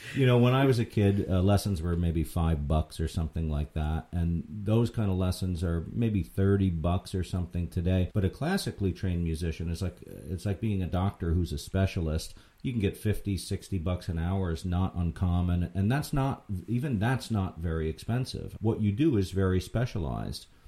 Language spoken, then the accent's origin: English; Red Hook, New York, United States; I grew up in Red Hook myself, and it's a nice little town